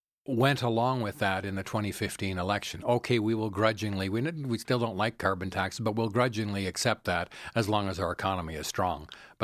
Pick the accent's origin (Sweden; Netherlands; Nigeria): Netherlands; now in Calgary, Canada; I travel a lot to Europe, and I'm originally from the Netherlands, and many people take public transit or ride bicycles everywhere.